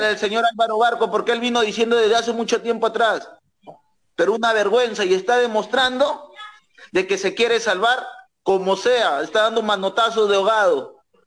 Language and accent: Spanish; Cayaltí, Lambayeque, Peru; acá en mi tierra, Cayaltí, de Perú